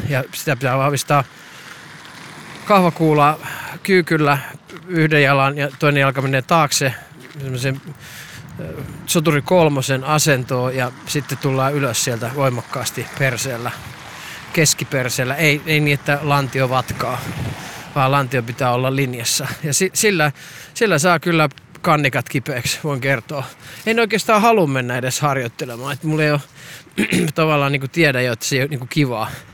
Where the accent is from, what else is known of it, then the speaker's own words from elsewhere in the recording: Perniö, Southwest Finland, Finland; Minä olen minä olen Perniöstä kotoisin, jos ette tienneet, niin minä olen Perniöstä kotoisin